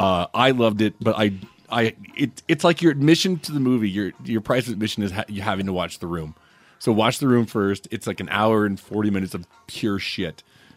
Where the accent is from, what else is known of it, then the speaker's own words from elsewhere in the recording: Baton Rouge, Louisiana, United States; I'm from Baton Rouge.